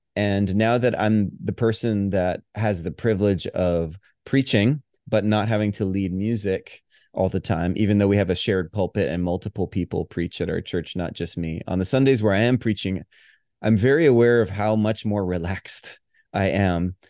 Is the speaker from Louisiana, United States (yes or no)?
no; Hawaii, United States; moved away; also born or lived in Denver; I grew up in the Southern Baptist tradition, which I love, appreciate. It was the cradle of my faith, um, in Hawaii, of all places